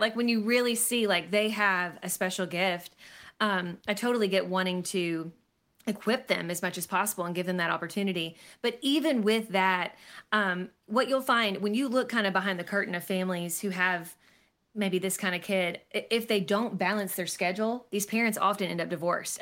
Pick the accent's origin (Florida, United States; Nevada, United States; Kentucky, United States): Kentucky, United States; Lexington; I was born and raised in Lexington, Kentucky